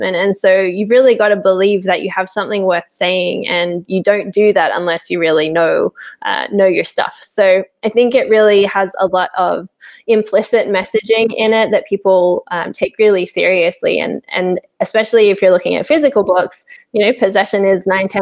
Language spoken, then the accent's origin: English; Sydney, New South Wales, Australia; now in Portugal; I was born and raised in Sydney in Australia